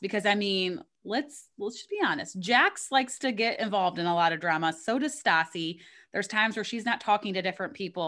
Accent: Missouri, United States; we're both from Missouri, which, I mean, it's a little bit north of Kentucky, but, like, probably it's a little bit of a similar upbringing. So, like, I mean, I grew up on beer teas

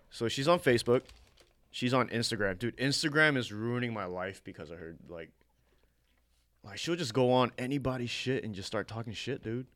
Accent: United States; I was born in America

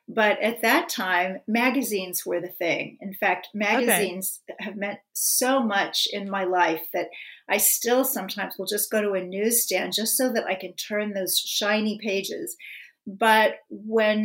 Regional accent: Kansas City, Missouri, United States; my hometown, Kansas City

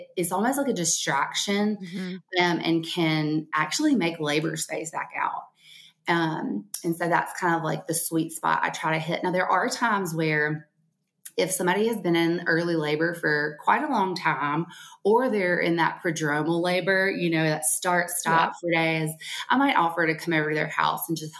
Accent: Alabama, United States; accent: Alabama; Around here in Alabama, in case you can't tell from my accent

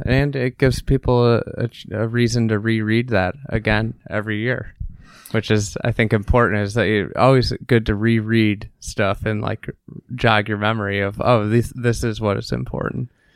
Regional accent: United States; as an American

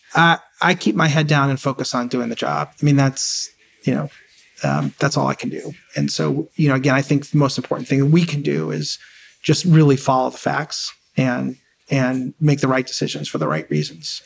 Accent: New York City, New York, United States; I grew up in, in a, you know, as middle class as you can get, in Queens, in an apartment

